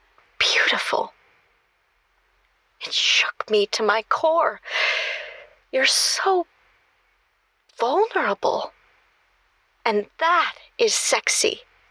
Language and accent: English; California, United States; No way. I'm from Northern California.